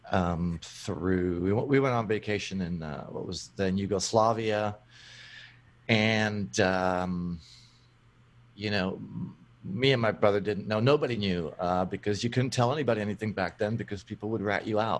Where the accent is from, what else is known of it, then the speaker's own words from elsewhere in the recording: Brno, South Moravian Region, Czechia; so I was born in uh, a town called Brno in the Czech Republic, which is uh, Czechoslovakia back in the day. Lived there with my parents and my brother